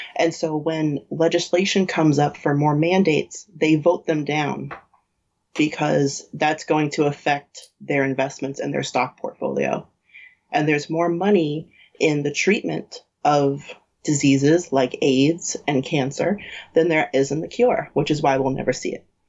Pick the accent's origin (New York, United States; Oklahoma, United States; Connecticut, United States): New York, United States; we grew up in New York, which is like has literally everyone from everywhere